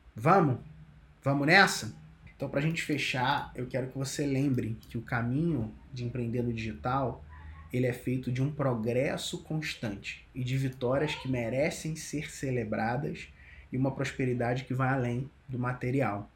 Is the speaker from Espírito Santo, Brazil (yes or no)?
no; Cabo Frio, Rio de Janeiro, Brazil; moved away as an adult; now in São Paulo, Brazil; Sempre que eu volto para Cabo Frio, né, que é minha, minha terra natal